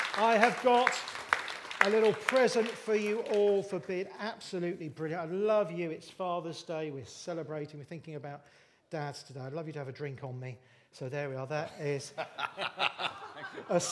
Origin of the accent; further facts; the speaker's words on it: Bournemouth, South West England, United Kingdom; now in Littlehampton, United Kingdom; I grew up in Bournemouth. I live in Littlehampton, just down the road now.